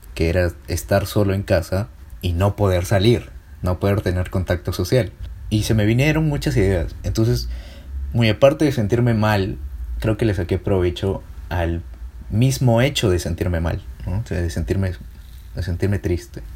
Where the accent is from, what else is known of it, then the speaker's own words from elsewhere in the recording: Peru; soy peruano